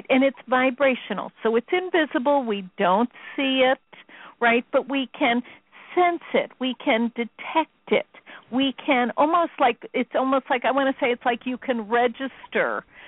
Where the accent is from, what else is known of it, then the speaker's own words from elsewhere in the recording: Chicago, Illinois, United States; I'm from Chicago